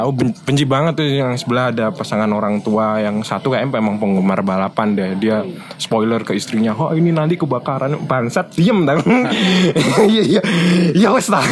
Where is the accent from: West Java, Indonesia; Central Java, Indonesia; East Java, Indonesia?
East Java, Indonesia; Surabaya; aku juga apa ya orang Surabaya asli